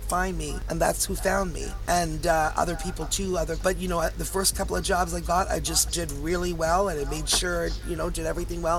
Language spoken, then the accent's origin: English; Toronto, Ontario, Canada; now in Hamilton, Canada; I'm a Canadian girl, Toronto girl, and I live about 40 minutes from Toronto in a city called Hamilton